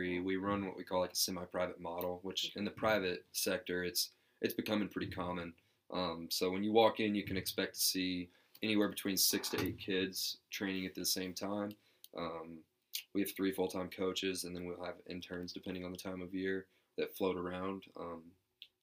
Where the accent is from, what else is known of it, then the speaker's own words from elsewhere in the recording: Liberty, Missouri, United States; I grew up in Liberty, Missouri